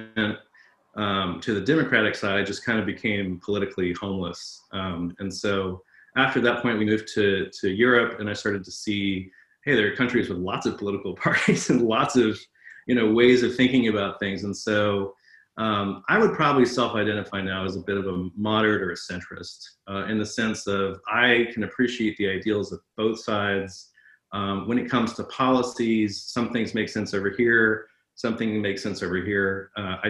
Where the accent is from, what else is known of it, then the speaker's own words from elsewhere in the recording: United States; also born or lived in Atlanta, Georgia / North Carolina; I was raised in Atlanta and North Carolina on the front pew of a church.